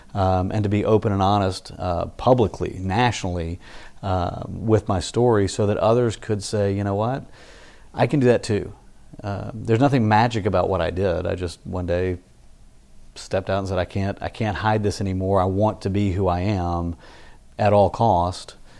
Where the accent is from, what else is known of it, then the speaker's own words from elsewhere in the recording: Memphis, Tennessee, United States; moved away as an adult; also born or lived in Starkville, Mississippi / Dallas, Texas / College Station, Texas / Fort Worth, Texas; now in Austin, United States; I grew up in Memphis.